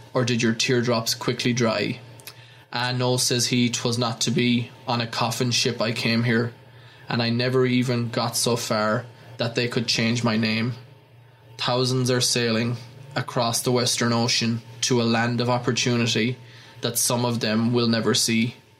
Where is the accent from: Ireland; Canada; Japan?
Ireland; moved away